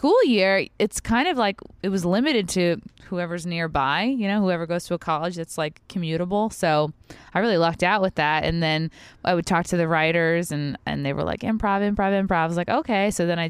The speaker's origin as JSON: {"language": "English", "town": "Long Island", "region": "New York", "country": "United States", "accent": "Long Island", "said": "Well, that's because I've really worked hard to get rid of my shitty Long Island accent"}